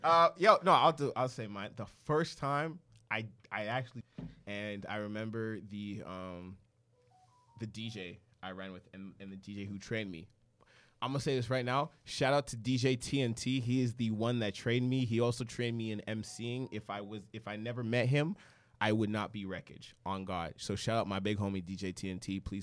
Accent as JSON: {"language": "English", "town": "Edmonton", "region": "Alberta", "country": "Canada", "moved": "as an adult", "said": "I came from Edmonton, Alberta. I came here."}